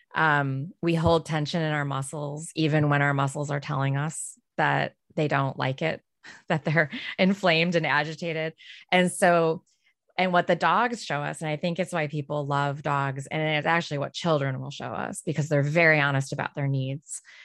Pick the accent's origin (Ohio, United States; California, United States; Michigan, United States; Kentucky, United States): Michigan, United States; Detroit; moved away; I'm from Detroit originally